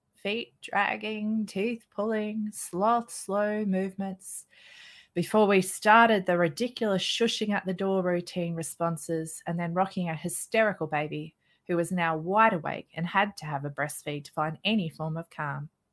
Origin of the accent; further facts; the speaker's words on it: Australia; I'm an Australian mother of three children. I live in a small outback town